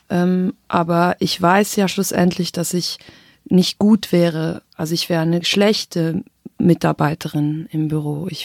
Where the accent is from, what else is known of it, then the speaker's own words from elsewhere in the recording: Switzerland; first language Swiss German; meine Muttersprache ist Schweizerdeutsch und also singen zu müssen mit Schweizerdeutsch, das war auch so ein wichtiger Prozess.